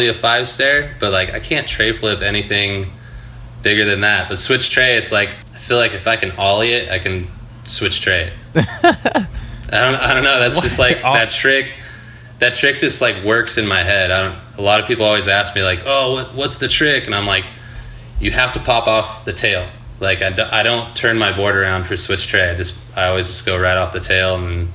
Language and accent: English; Lake Elsinore, California, United States; also born or lived in Murrieta, California; I grew up skating in Lake Elsinore, California. It's like South IE, out by like Temecula, Marietta. I moved to Marietta when I was in high school, so that's kind of more what I claim, I guess.